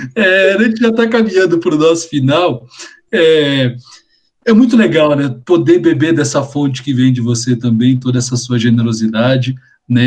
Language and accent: Portuguese; Brazil